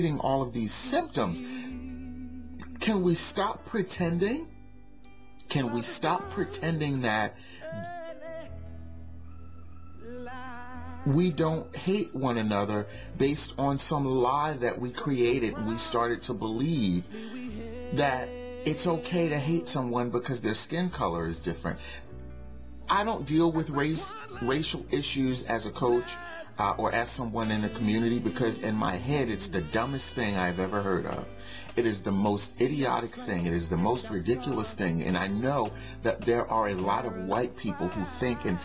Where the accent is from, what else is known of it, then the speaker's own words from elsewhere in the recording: Newark, New Jersey, United States; I grew up in Newark, and a great portion of the community was Muslim